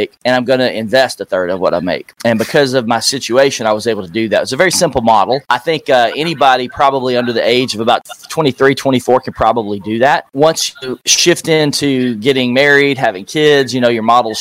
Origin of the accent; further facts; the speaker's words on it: Nashville, Tennessee, United States; Nashville, Tennessee, my hometown